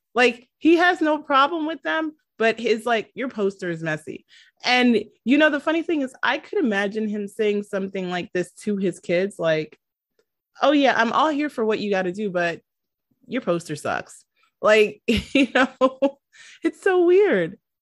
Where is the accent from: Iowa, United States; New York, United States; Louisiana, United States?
New York, United States; New York City; I am from New York City.